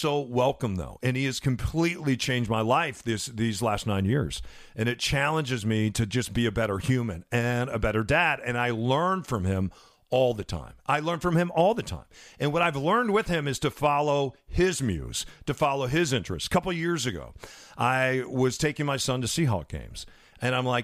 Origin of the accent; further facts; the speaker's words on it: Midwest, United States; I'm from the Midwest, so we still have supper